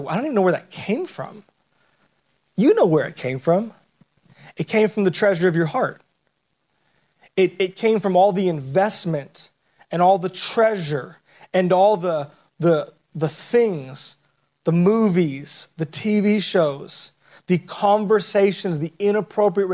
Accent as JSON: {"language": "English", "region": "Southern California", "country": "United States", "tie": "born or raised there", "said": "I grew up in Southern California"}